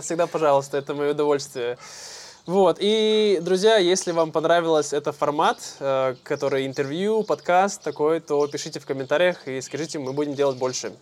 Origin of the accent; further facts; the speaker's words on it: Irkutsk, Irkutsk Oblast, Russia; Мультифорка мы называем в России, в Иркутске